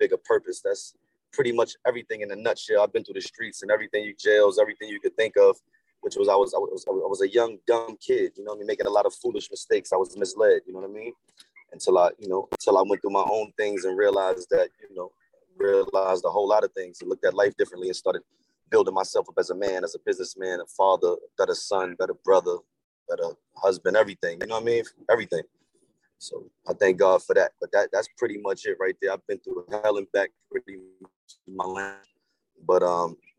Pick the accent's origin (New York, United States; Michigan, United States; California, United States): New York, United States; New York City; moved away; also born or lived in Virginia Beach; I'm originally from South Jamaica, Queens